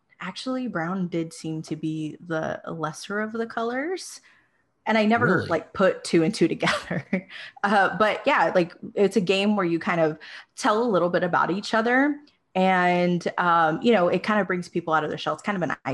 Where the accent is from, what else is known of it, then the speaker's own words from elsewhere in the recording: Pleasanton, Texas, United States; moved away; I grew up in a very small town called Pleasanton.